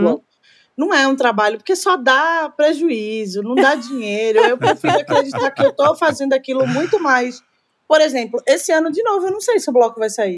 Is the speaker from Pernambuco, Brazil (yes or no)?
yes; Recife, Pernambuco, Brazil; also born or lived in Olinda; now in São Paulo, Brazil; eu sou de Recife